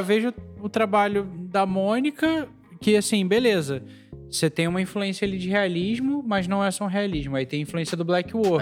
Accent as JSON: {"language": "Portuguese", "country": "Brazil", "said": "a gente é brasileiro"}